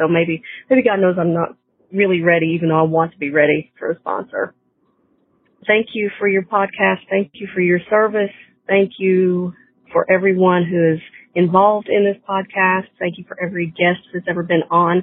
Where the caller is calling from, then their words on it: North Carolina, United States; I'm calling from North Carolina